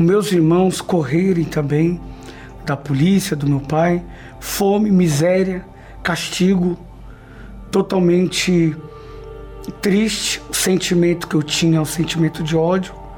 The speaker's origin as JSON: {"language": "Portuguese", "country": "Brazil", "tie": "born or raised there", "said": "Nasci numa comunidade na Zona Leste, onde essa comunidade era uma boca de fumo"}